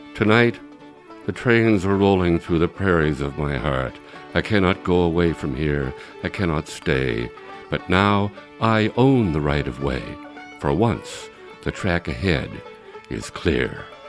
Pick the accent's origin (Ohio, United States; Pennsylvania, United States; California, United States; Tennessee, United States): California, United States; Nevada City; my hometown here of Nevada City, California